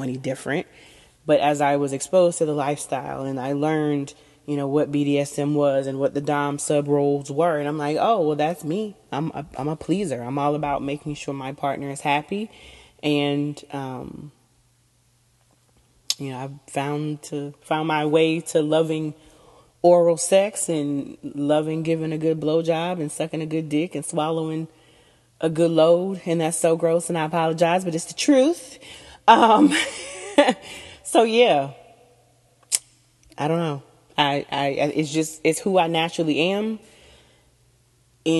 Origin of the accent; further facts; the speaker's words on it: Southern United States, United States; I'm from the Southern United States